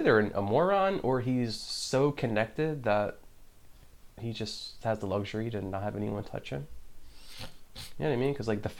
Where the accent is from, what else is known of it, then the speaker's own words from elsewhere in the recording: Puerto Rico; I'm Puerto Rican